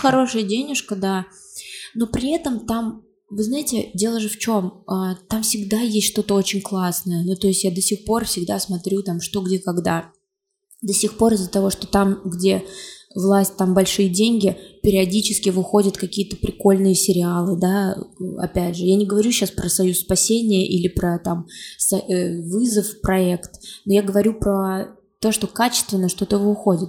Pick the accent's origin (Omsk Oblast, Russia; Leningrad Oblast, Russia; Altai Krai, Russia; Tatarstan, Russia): Tatarstan, Russia; Kazan; moved away as an adult; also born or lived in Moscow; Я родилась в Казани, я татарка